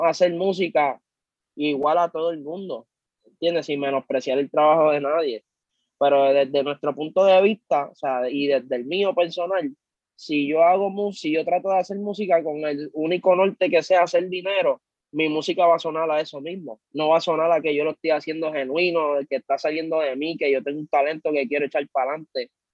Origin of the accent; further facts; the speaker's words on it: Carolina, Puerto Rico; also born or lived in Santurce, San Juan, Puerto Rico; yo nací, nosotros nacimos en Villa Palmera, Santurce, y nos criamos en Carolina, en el sector Country Club